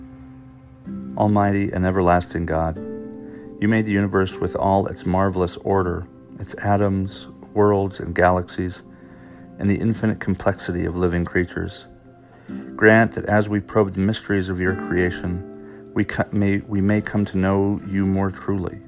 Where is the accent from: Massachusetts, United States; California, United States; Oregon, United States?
California, United States; I grew up in California